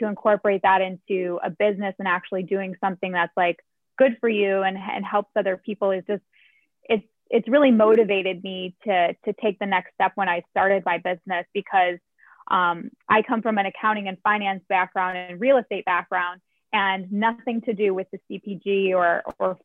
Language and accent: English; Chicago, Illinois, United States; moved away as an adult; now in Los Angeles, United States; I was born and raised in Chicago.